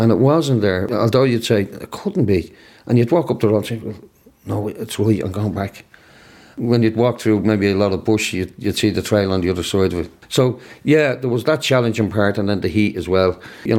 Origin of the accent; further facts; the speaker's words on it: Ireland; No, I'm Irish.